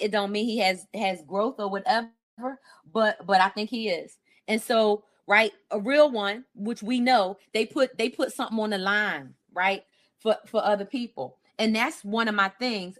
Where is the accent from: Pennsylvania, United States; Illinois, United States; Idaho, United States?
Pennsylvania, United States; Philadelphia; I grew up in Philly